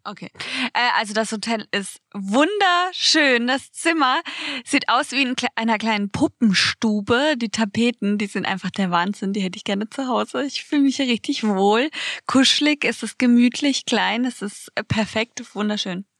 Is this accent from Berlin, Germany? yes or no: no; Baden-Baden, Baden-Württemberg, Germany; bei uns in Baden-Baden